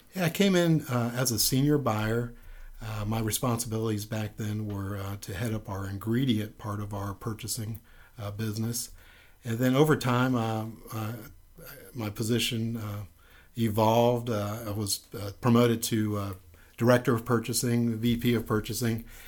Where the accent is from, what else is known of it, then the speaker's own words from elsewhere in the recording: Miami, Florida, United States; I'm originally from Miami, Florida